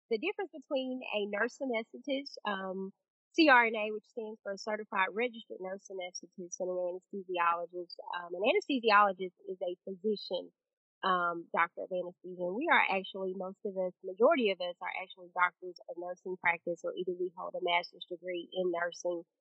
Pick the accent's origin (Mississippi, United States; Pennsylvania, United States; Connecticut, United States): Mississippi, United States; Prairie; I'm originally from Prairie, Mississippi. Um, actually, a small town um, called Una is our community, um, but it's labeled as Prairie, Mississippi. Grew up there.